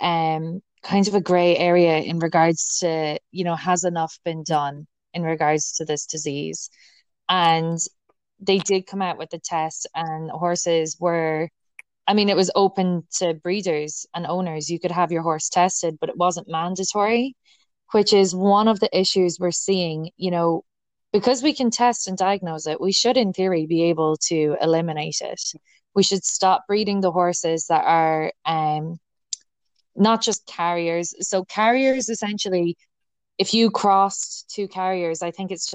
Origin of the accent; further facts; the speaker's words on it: Connemara, Connacht, Ireland; I am actually from Connemara. And it is an area in the west of the Republic of Ireland.